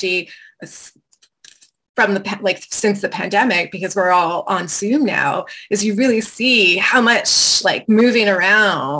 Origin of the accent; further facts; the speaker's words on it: Quebec, Canada; I was raised in Quebec in a really small town with some return to the earth hippies